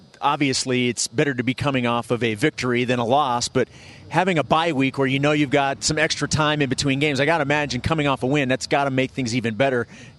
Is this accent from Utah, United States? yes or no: yes; Kearns, Utah, United States; We are also proud graduates of Kearns High School.